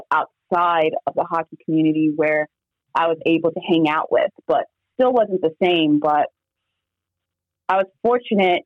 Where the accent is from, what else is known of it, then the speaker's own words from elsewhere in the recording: New York City, New York, United States; also born or lived in New Jersey / Norway; being a New Yorker, we speak very fast